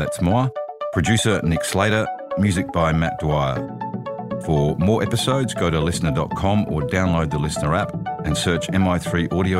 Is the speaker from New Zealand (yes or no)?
yes; New Zealand; I am a New Zealander